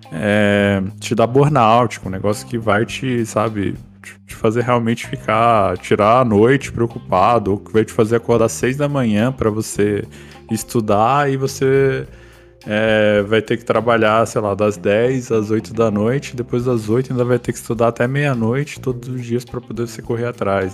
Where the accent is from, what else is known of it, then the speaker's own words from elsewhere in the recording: Brazil; a gente como brasileiro